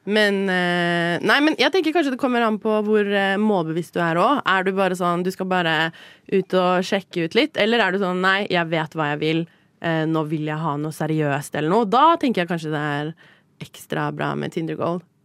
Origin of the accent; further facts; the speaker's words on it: Oslo, Norway; also born or lived in Paris / London; jeg har vokst opp i Oslo